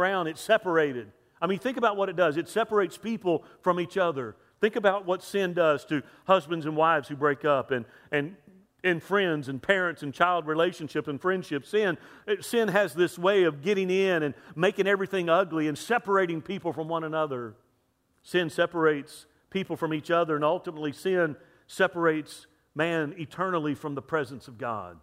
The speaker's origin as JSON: {"language": "English", "region": "Lower Alabama", "country": "United States", "tie": "born or raised there", "said": "I'm from L.A., Lower Alabama. About low as you can get. I was born in that racist Deep South."}